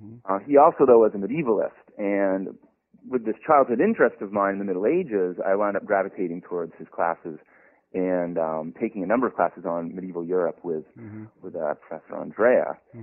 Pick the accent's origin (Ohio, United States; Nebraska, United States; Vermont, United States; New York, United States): Vermont, United States; Montpelier; moved away as an adult; I grew up in Montpelier, Vermont, so I am a Yankee living down here in the southern lands.